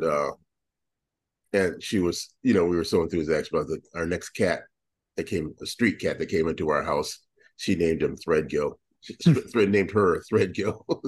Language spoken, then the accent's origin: English; Iowa, United States; moved away; also born or lived in New York; Growing up in Iowa